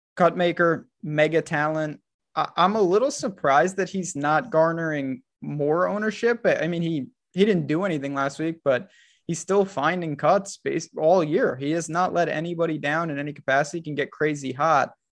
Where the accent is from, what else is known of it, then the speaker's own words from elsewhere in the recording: New York, United States; We're both from the north. Like I'm, I'm from New York